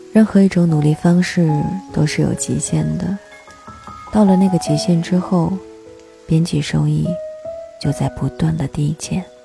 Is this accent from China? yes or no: yes; China; 我们中国人